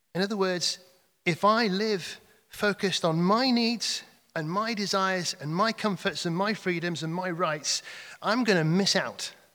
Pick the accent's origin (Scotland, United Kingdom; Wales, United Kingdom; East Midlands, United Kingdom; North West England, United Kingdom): North West England, United Kingdom; Cheshire; moved away; I come from Cheshire